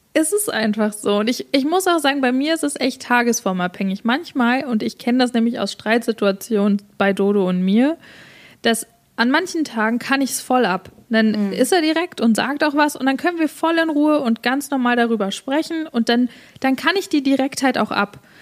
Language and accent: German; Germany; now in Canada; wir sind ja beide Deutsche